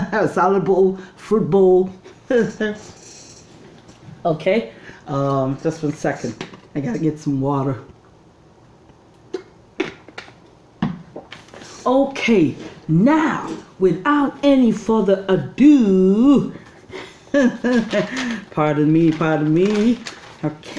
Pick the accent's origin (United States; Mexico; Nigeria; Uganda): Nigeria; moved away as an adult; also born or lived in Canada; now in Toronto, Canada; I grew up in Nigeria till I was 20, came to Canada, and lived here for another 20